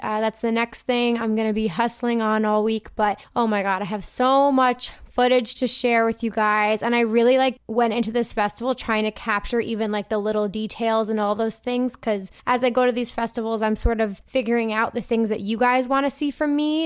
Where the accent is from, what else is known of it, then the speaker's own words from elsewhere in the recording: New Jersey, United States; So I'm from New Jersey.